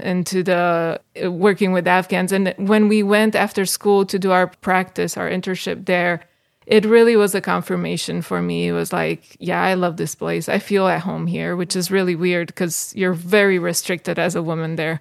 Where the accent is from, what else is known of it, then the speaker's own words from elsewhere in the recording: Bucharest, Romania; moved away as an adult; also born or lived in Michigan, United States; now in Greece; from Bucharest, uh, got married to John, moved here in Michigan